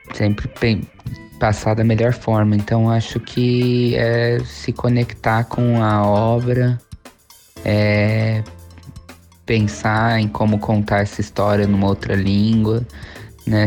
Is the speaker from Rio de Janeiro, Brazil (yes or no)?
no; São Paulo, Brazil; moved away as an adult; now in Vancouver, Canada; eu sou de São Paulo